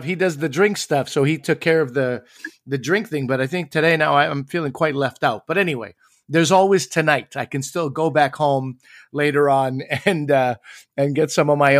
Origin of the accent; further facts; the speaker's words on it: Canada; moved away as an adult; also born or lived in Chicago, United States; So I was a Canadian. I am a Canadian. And then I moved to America.